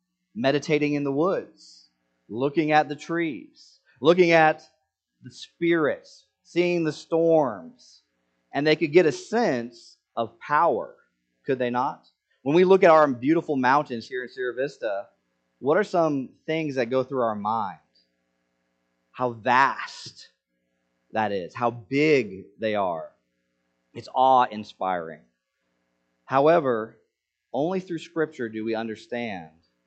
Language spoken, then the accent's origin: English; Senegal; moved away; I grew up in Senegal